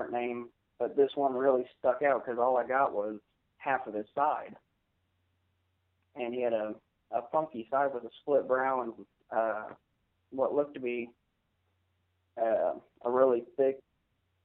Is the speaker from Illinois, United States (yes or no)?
no; Wichita, Kansas, United States; I am from Wichita, Kansas